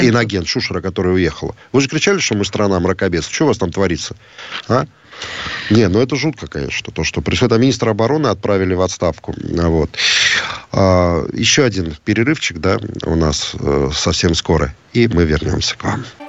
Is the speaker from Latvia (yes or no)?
yes; Riga, Latvia; мы приезжали, когда из Риги на соревнования в Таллин